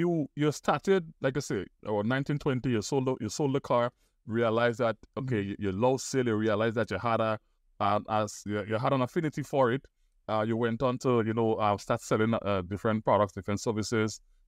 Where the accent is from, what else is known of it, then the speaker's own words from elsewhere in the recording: Grenada; a fellow Caribbean man like myself from Trinidad and Tobago. I'm from Grenada, so we're very close by.